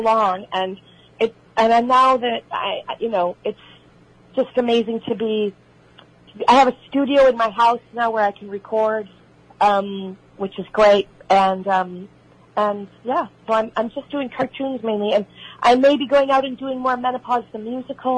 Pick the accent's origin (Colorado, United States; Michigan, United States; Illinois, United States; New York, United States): Illinois, United States; Oak Park; accent: Chicago; moved away as an adult; also born or lived in Los Angeles; I grew up in Oak Park, Illinois, which is next door to Berwyn